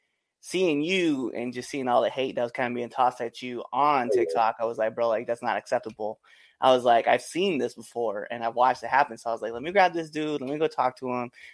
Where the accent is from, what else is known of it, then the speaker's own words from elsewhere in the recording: Baird, Nebraska, United States; moved away as an adult; now in Baltimore area, United States; I grew up from a small town as well, outside of this place called Baird, Nebraska